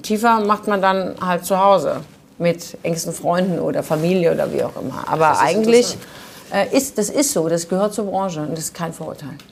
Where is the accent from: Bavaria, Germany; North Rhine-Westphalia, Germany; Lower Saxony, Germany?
North Rhine-Westphalia, Germany; Düsseldorf; Ich bin in Düsseldorf geboren